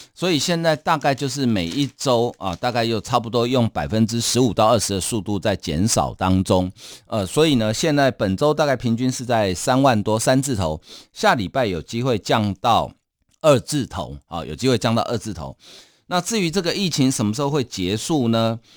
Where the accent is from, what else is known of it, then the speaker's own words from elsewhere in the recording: Taiwan; 我们台湾人